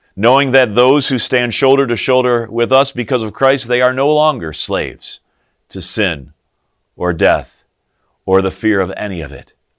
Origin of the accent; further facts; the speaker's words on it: Morris, Illinois, United States; the Lutheran church that I grew up in over the hill, up on top of the hill in my hometown of Morris, Illinois.